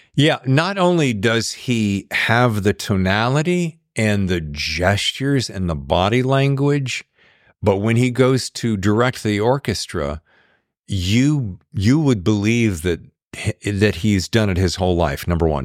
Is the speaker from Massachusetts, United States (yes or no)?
no; North Carolina, United States; I'm from North Carolina.